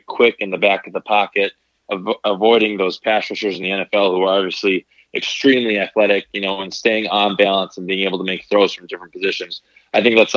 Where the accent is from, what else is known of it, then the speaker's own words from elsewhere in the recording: Green Bay, Wisconsin, United States; growing up, I was from Green Bay, Wisconsin.